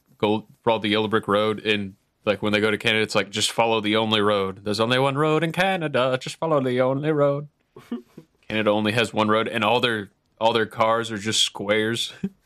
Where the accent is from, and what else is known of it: United States